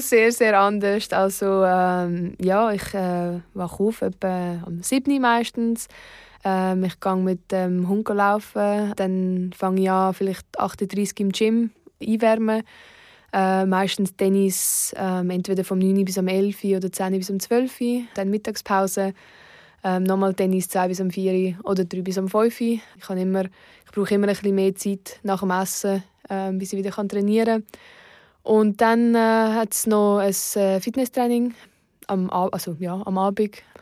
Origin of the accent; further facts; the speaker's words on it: Oberuzwil, St. Gallen, Switzerland; in Oberutzwil, wo ich aufgewachsen bin